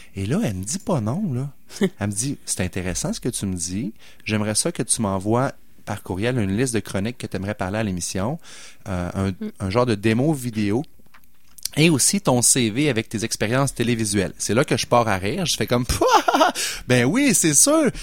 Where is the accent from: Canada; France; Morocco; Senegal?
Canada; Quebec City, Quebec; où j'ai grandi à Sainte-Foy, au coin de Duplessis puis de Chemin Sainte-Foy